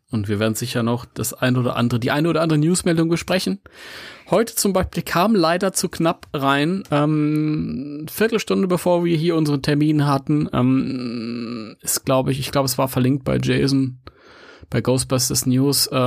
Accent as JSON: {"language": "German", "town": "Mönchengladbach", "region": "North Rhine-Westphalia", "country": "Germany", "said": "ich bin eigentlich überhaupt kein Ami. Ich komme aus München-Gladbach."}